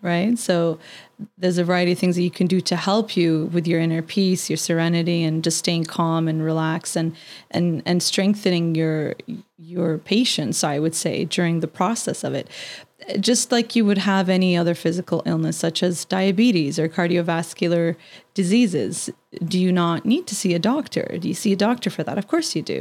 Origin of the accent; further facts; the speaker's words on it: Canada; as a Canadian